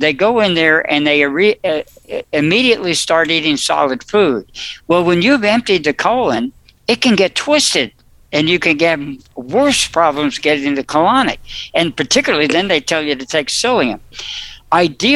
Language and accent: English; New Jersey, United States; I was born in New Jersey